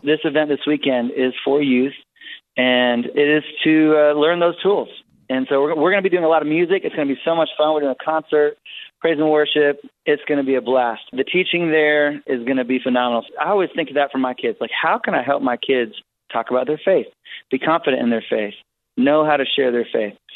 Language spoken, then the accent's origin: English; Wisconsin, United States; I was born in Wisconsin on a little farm, and it was a home birth